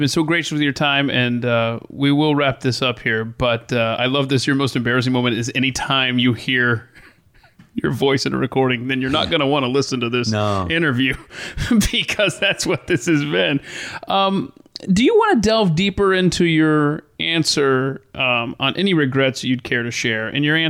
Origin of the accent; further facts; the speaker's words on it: the South, United States; I'm from the South. I know this to be true.